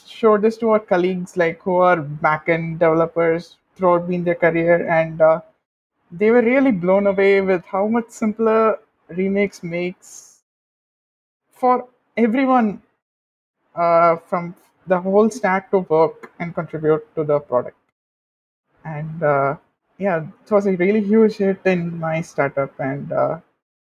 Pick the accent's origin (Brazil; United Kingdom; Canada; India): India; I'm a developer from India